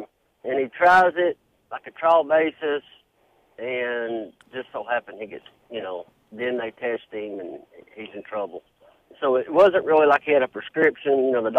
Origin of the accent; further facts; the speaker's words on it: Knoxville, Tennessee, United States; Knoxville, Tennessee.